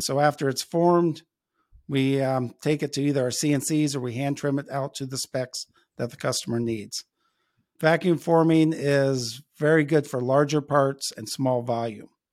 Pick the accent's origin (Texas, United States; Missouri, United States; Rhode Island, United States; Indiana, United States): Indiana, United States; Logansport; moved away as an adult; now in Elkhart, United States; I grew up in Logansport, which is about, uh, halfway between here in Elkhart and Indianapolis